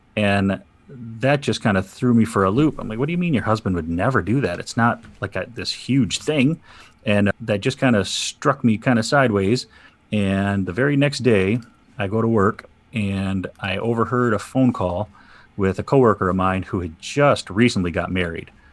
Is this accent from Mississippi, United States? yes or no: no; Saginaw, Michigan, United States; I'm from Saginaw, Michigan. I've been here all my life.